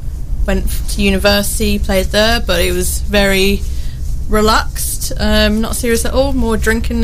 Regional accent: Birmingham, West Midlands, United Kingdom; moved away as an adult; now in Newark, United Kingdom; I've been here in Newark for about a month and a half now. I'm from Birmingham, big city. Lived in all big cities all the time.

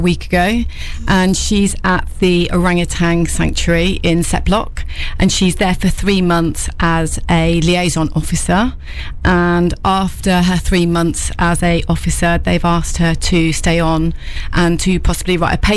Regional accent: Peterborough, East of England, United Kingdom; also born or lived in London / Leicester / Newark; I'm from Peterborough originally

